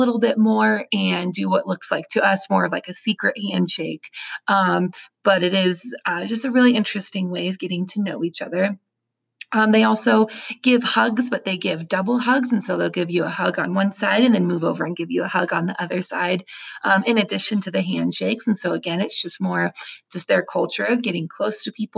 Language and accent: English; United States; as an American